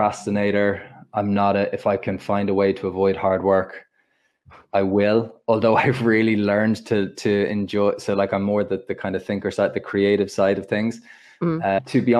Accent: Ireland; I'm Irish

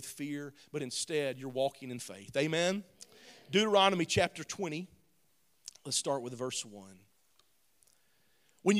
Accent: the South, United States; I'm from the South, so we say grandmamas

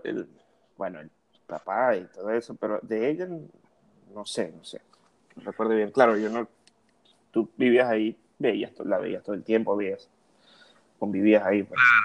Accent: Cumaná, Sucre, Venezuela; moved away; esta gente que fueron vecinos de nosotros allá en Cumaná

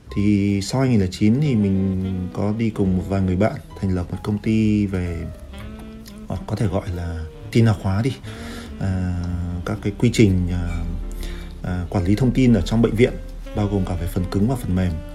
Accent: Vietnam; moved away as an adult; also born or lived in France

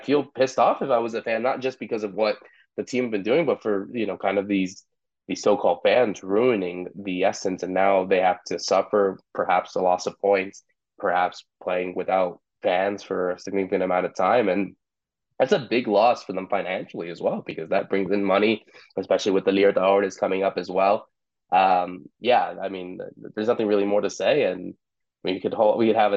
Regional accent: United States; we're obviously American born

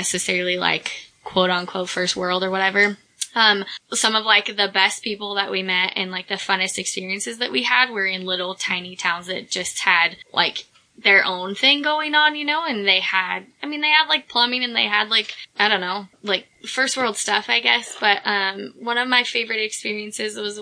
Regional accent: United States; I'm American

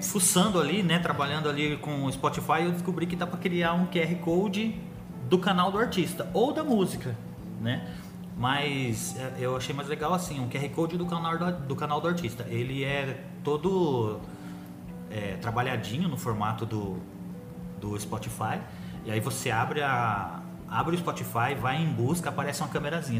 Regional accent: Agudos, São Paulo, Brazil; Nós somos de Agudos

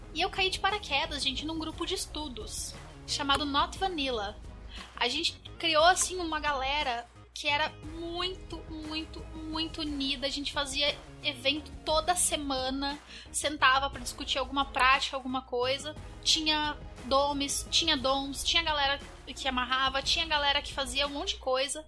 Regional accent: Curitiba, Paraná, Brazil; eu sou de Curitiba, mas um pedaço do meu coração mora em São Paulo

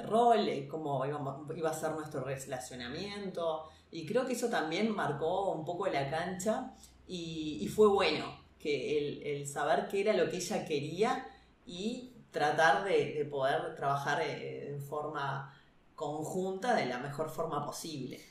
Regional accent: Uruguay; nosotros como uruguayos

